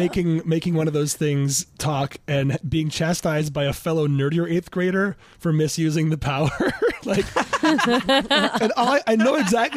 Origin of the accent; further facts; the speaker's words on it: Ann Arbor, Michigan, United States; Her father started the Borders book chain in my hometown.